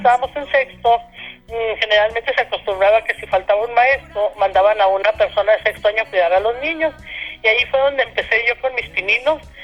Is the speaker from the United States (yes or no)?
no; Madera, Chihuahua, Mexico; moved away; nací en Ciudad Madera, efectivamente, el 10 de abril del 60. Crecí en una familia pues, bastante numerosa